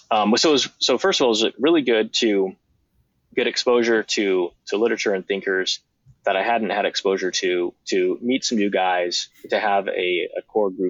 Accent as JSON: {"language": "English", "region": "Georgia", "country": "United States", "tie": "born or raised there", "also_born_or_lived": "Texas / Maine", "said": "I was born in the South, born in Texas, grew up some in Georgia. It's where my mom's from, and then uh, lived for 20 years in Maine and New England um, for my dad's work."}